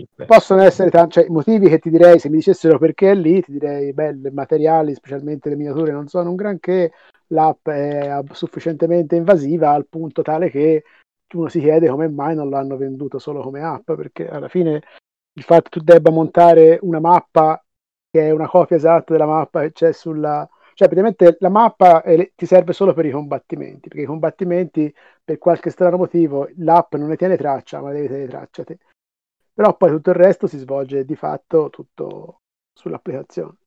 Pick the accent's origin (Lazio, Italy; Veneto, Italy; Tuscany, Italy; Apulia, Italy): Tuscany, Italy; accent: Tuscan; sentirà dall'accento, sono toscano